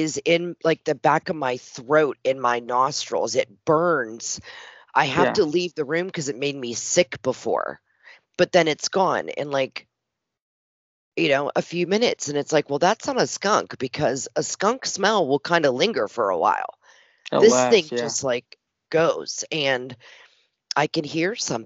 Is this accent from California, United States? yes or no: no; Western Pennsylvania, United States; now in Tennessee, United States; I was born and raised in Western Pennsylvania.